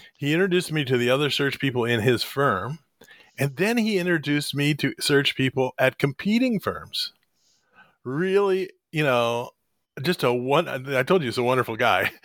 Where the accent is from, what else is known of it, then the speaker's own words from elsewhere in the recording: Columbus, Ohio, United States; also born or lived in Springfield, Ohio; I grew up in the Columbus, Ohio area, but I was actually born in Springfield, Ohio